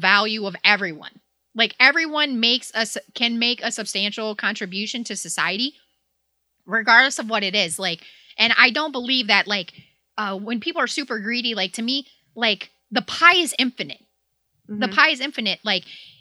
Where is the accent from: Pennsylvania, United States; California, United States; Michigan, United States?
Michigan, United States; Hazel Park; I grew up in Hazel Park